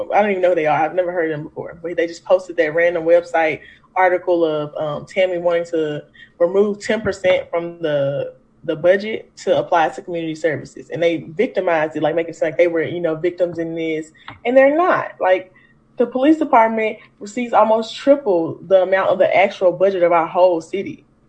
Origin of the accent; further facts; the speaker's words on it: Memphis, Tennessee, United States; I am a native Memphian, so I'm from the South